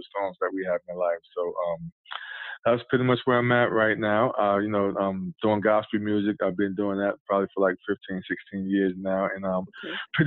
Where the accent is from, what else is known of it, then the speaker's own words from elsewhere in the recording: New York City, New York, United States; moved away as an adult; now in Goldsboro, United States; Born and raised in Brooklyn, New York. So I'm a Brooklynite